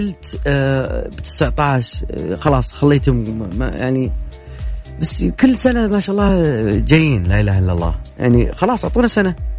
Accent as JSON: {"language": "Arabic", "town": "Riyadh", "region": "Riyadh Province", "country": "Saudi Arabia", "said": "عندنا في الرياض"}